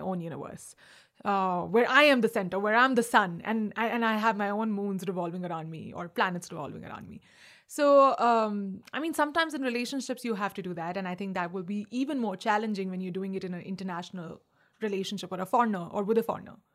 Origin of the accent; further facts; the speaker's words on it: India; moved away; also born or lived in Agra / Delhi / Mumbai; I'm also Indian